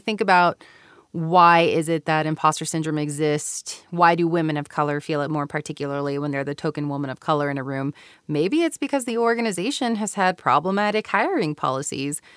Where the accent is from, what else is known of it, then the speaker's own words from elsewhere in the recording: Houston, Texas, United States; moved away as an adult; also born or lived in California / Japan; now in Utah, United States; I was born and raised, um, like I said earlier, in Mexican American community in Houston, Texas